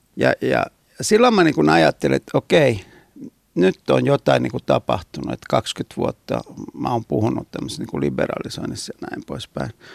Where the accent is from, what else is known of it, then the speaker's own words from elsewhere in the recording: Naples, Campania, Italy; now in Finland; mä oon Napolista kotoisin